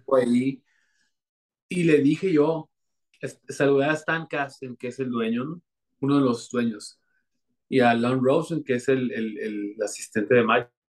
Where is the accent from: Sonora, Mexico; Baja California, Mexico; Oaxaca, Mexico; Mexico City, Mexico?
Sonora, Mexico; Navojoa; Creciendo, cuando estaba en Abojoa